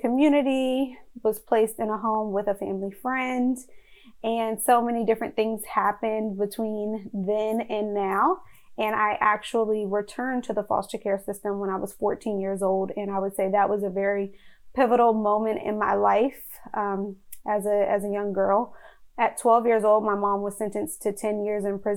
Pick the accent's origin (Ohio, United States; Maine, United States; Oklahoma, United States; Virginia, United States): Virginia, United States; Alexandria; I was born and raised in Alexandria, Virginia in the United States.